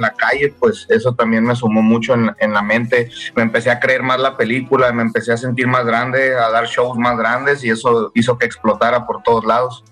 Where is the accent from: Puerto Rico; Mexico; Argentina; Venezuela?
Mexico; San Luis Potosí; also born or lived in Monterrey; Ahí crecí, carnal, ahí en San Luis. Pero soy nacido en Monterrey y crecido